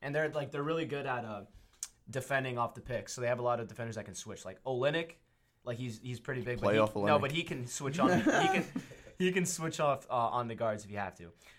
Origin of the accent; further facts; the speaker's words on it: South Florida, United States; I'm from South Florida.